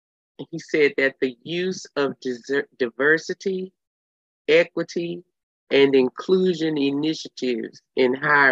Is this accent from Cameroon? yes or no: no; Texas, United States; I'm from Texas.